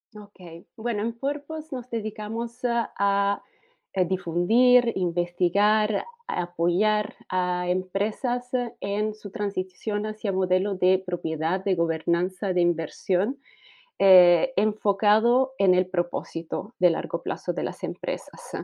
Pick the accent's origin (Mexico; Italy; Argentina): Italy; Spanish is a second language; moved away as an adult; also born or lived in Germany; now in Chile; Yo soy italiana